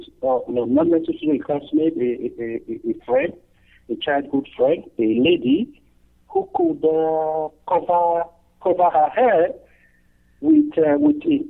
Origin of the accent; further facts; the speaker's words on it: Nigeria; moved away; I am originally from Nigeria